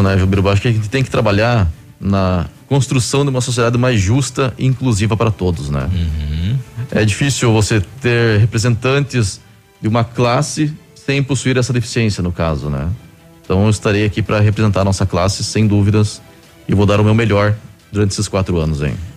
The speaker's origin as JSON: {"language": "Portuguese", "town": "Curitiba", "region": "Paraná", "country": "Brazil", "tie": "born or raised there", "moved": "as an adult", "lives_now": "Pato Branco, Brazil"}